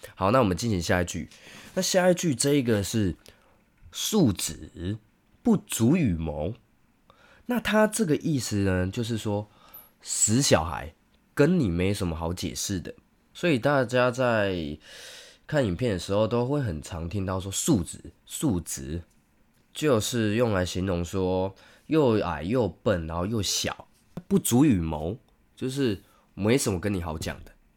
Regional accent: Taiwan; 我们台湾人

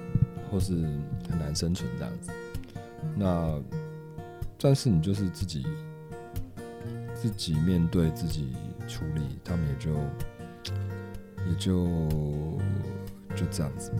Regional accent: Taipei, Taiwan; 我是台北人，

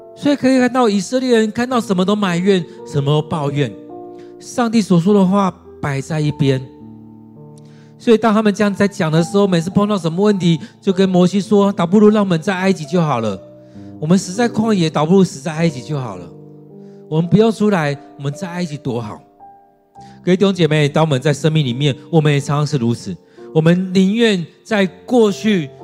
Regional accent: Taiwan; 我们认同我们是中国人，或我们是中国人，啊，台湾人，或我们是在台湾的中国人，或我们是台湾中华民国人

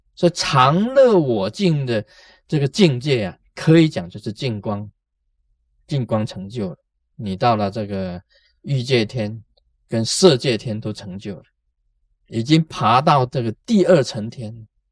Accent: Taiwan; 我们台湾人讲过心嘛

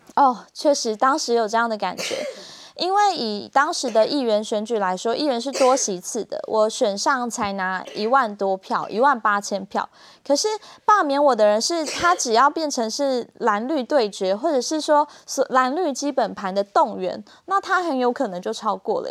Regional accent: Kaohsiung, Taiwan; 我是土，生土长的高雄人

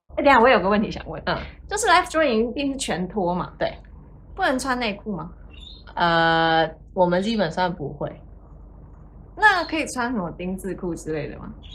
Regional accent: Hong Kong; moved away as an adult; now in Australia; 我是来自香港，然后目前在澳洲打工度假

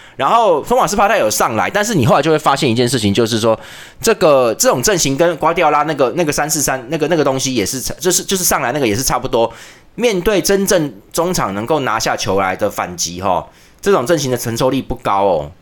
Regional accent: Taiwan; 我们台湾人

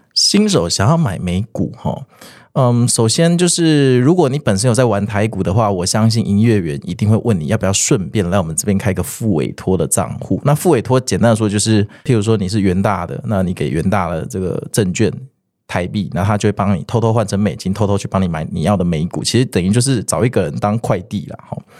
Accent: Kaohsiung, Taiwan; 因为我高雄人，我要回冈山的时候

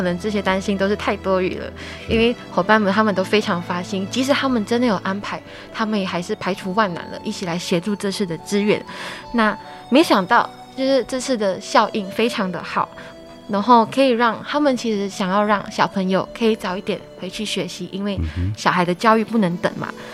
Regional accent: a small village in Kedah, Malaysia; now in Taiwan; 来自马来西亚吉打一个小乡村

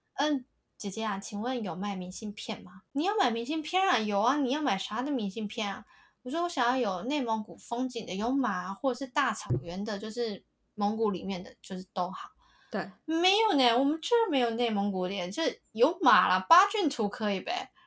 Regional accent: Taiwan; accent: Taiwanese; 我从台湾来的

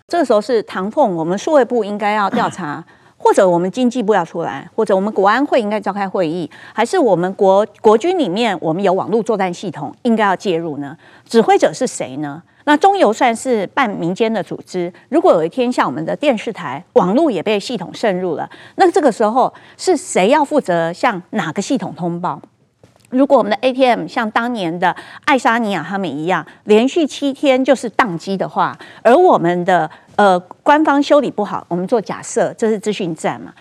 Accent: Taiwan; 我们台湾人

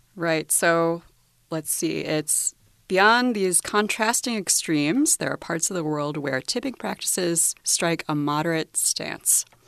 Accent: United States; as an American

